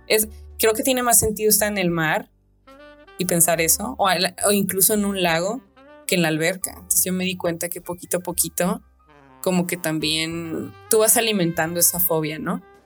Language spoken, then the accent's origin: Spanish; Sinaloa, Mexico; yo también cruzo, cruzo la calle como una sinaloense, de que nosotros pasamos de que no le tenemos miedo a cruzar la calle